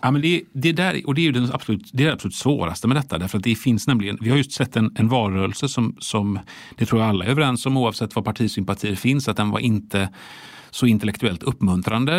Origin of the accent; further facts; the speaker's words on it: Sweden; vi svenskarna